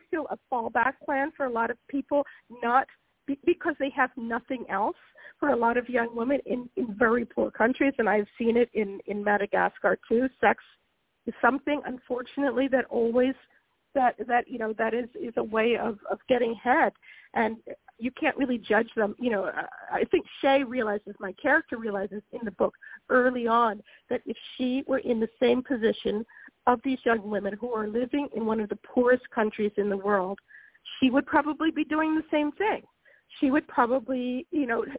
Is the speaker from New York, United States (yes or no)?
no; Philadelphia, Pennsylvania, United States; moved away as an adult; now in Italy; I will always be a Black minister's daughter from Philadelphia